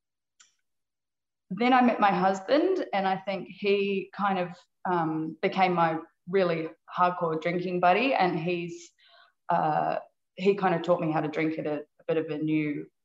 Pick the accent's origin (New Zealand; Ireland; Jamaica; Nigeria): New Zealand; moved away as an adult; also born or lived in Australia; I was originally from New Zealand, and then I moved to Australia after I finished university